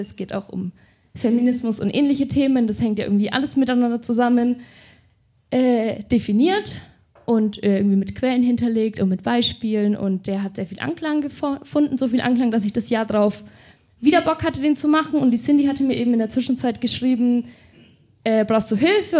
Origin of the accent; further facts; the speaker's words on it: Nuremberg, Bavaria, Germany; also born or lived in Berlin / Fürth; ich bin 26 Jahre alt, ich komme aus Nürnberg